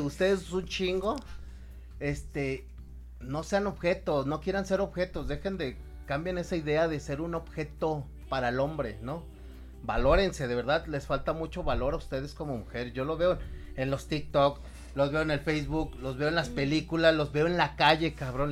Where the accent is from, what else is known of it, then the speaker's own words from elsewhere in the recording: Mexico; yo soy mexicano